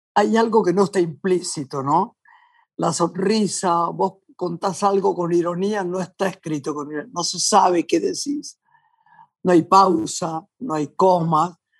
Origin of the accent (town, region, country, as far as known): Argentina